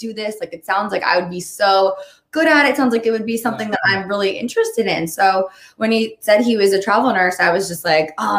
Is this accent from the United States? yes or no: yes; Baltimore, Maryland, United States; I'm from Baltimore. I'm from Maryland, lived there my whole life, born and raised